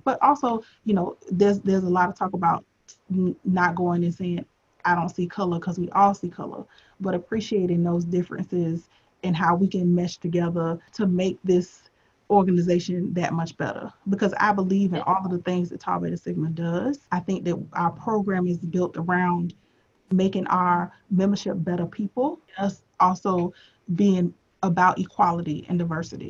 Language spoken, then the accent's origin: English; Tampa, Florida, United States; moved away as an adult; also born or lived in Washington, D.C.; when I was growing up, I'm from Tampa, Florida originally